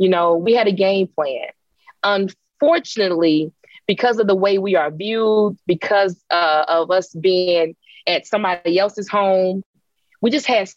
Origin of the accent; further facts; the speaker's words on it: Jackson, Mississippi, United States; my hometown